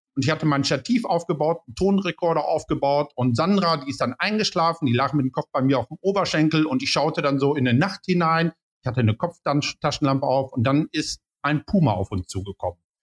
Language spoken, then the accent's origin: German; Paderborn, North Rhine-Westphalia, Germany; ich komme aus Paderborn